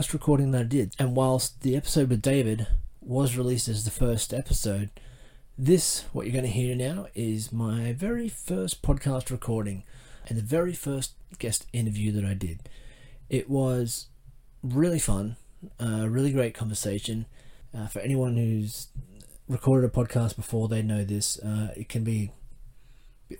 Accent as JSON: {"language": "English", "country": "Australia", "accent": "Australian", "said": "My Australian accent"}